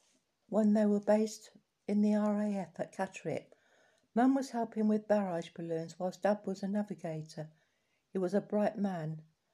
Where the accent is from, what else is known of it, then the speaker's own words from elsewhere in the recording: Greeneville, Tennessee, United States; also born or lived in Connecticut; I was born in December in Connecticut. We went to Route 9, Greenville, Tennessee, and lived with my paternal grandfather at his tobacco farm.